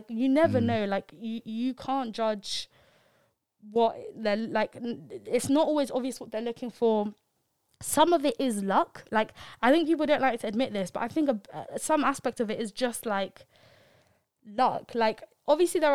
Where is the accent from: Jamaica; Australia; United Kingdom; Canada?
United Kingdom; London; I'm from London.